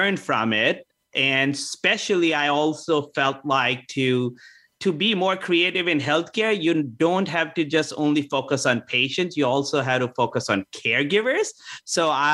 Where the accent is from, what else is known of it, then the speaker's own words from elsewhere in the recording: India; also born or lived in Canada; now in United States; I was born in Canada. I grew up in India, and now I'm in America.